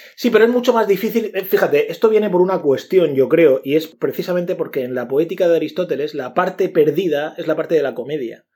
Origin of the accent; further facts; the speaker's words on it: Region of Murcia, Spain; los murcianos no nos reímos como los madrileños